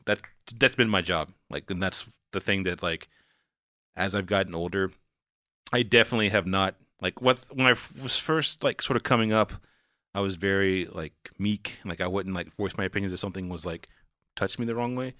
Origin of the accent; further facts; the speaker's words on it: Walnut Cove, North Carolina, United States; accent: southern; moved away; also born or lived in Atlanta; I'm from Wanneck Cove, North Carolina